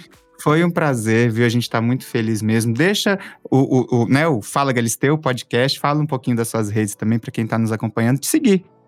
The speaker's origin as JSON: {"language": "Portuguese", "town": "Belo Horizonte", "region": "Minas Gerais", "country": "Brazil", "moved": "as an adult", "lives_now": "São Paulo, Brazil", "said": "eu sou de Belo Horizonte, moro aqui há alguns anos"}